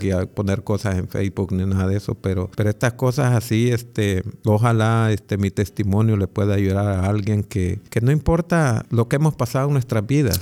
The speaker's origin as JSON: {"language": "Spanish", "region": "Ahuachapán", "country": "El Salvador", "moved": "yes", "said": "la iglesia adventista de, vamos a decir, de Aguachapán, de donde yo soy"}